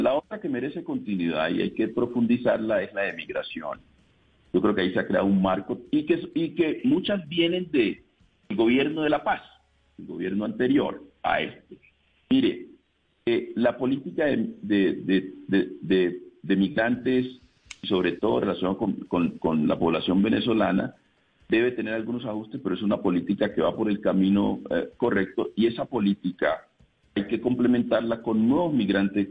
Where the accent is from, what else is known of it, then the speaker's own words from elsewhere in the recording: Andagoya, Chocó, Colombia; estuve en, en Andagoya, mi pueblo